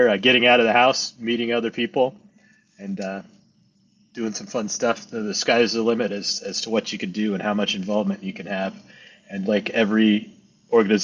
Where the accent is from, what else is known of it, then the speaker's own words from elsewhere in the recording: Pacific Northwest, United States; moved away as an adult; also born or lived in Caribbean; now in New Hampshire, United States; So I'm a transplant here in New England. I'm originally from the Pacific Northwest.